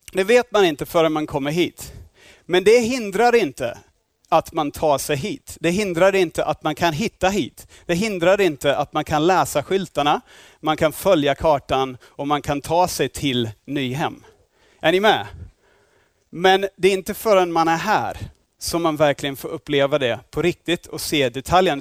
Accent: Australia; Swedish is a second language; now in Sweden; jag är inte härifrån, jag är från Australien

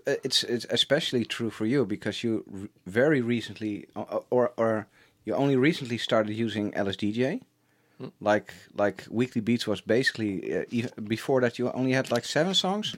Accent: Schagen, North Holland, Netherlands; I grew up in, in a, a very small town

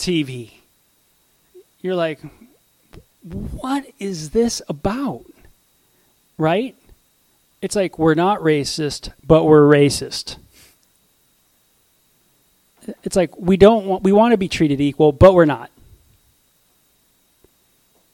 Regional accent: Southern California, United States; I grew up in Southern California

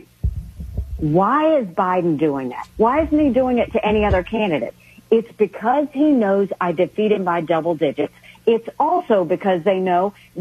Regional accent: the South, United States; I'm from the South.

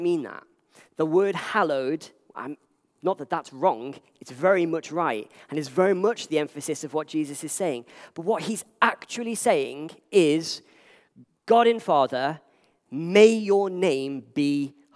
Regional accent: Liverpool, North West England, United Kingdom; Back in my family home, when I grew up in Liverpool

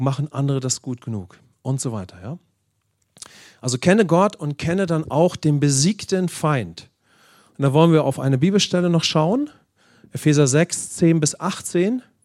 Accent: Germany; insbesondere als Deutsche

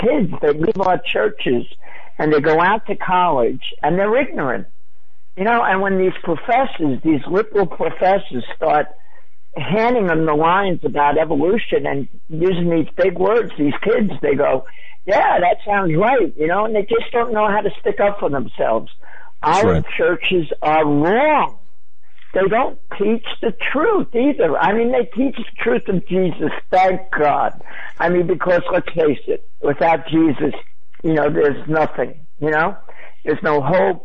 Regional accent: New York, United States; I come with them from New York

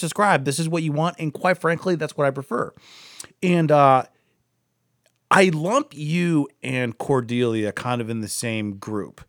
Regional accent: Akron, Ohio, United States; I'm from Akron.

